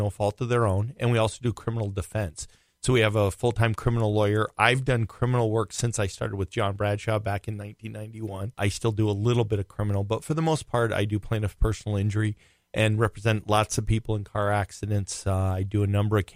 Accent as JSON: {"language": "English", "region": "Rhode Island", "country": "United States", "tie": "born or raised there", "moved": "yes", "lives_now": "Minnesota, United States", "said": "I grew up in Rhode Island"}